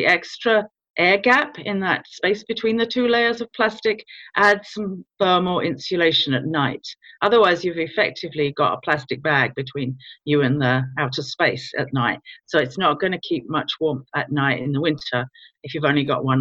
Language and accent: English; London, United Kingdom; moved away as an adult; now in Virginia, United States; I was born in London in the UK.